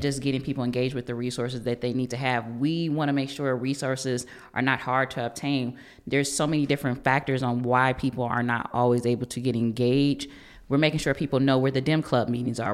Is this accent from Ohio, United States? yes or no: yes; Cleveland, Ohio, United States; born and raised in Cleveland.